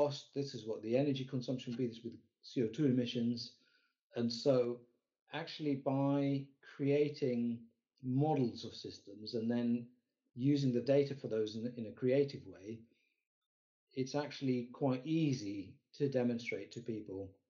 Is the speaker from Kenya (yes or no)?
yes; Kenya; moved away; I grew up in Kenya